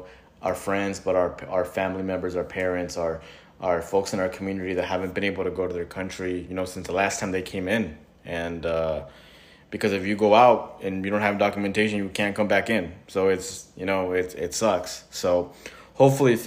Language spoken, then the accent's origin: English; California, United States; I was born in California